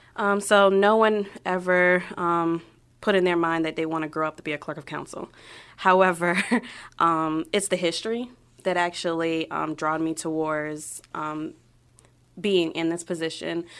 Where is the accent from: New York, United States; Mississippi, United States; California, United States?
New York, United States; New York City; also born or lived in Queens, New York / Florida / Ohio; now in Brunswick, Ohio, United States; I was born in Queens, um, spent majority of my childhood in Brooklyn, and then moved from New York to Florida.